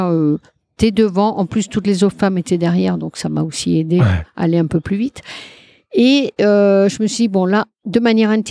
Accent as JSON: {"language": "French", "region": "Brittany", "country": "France", "said": "Mais euh, je suis bretonne, j'aime bien, voilà."}